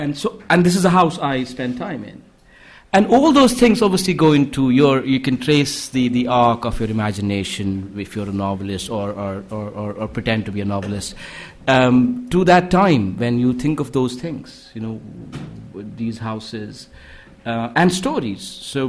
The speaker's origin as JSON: {"language": "English", "town": "Srinagar", "region": "Jammu and Kashmir", "country": "India", "tie": "born or raised there", "said": "the city I grew up in Srinagar."}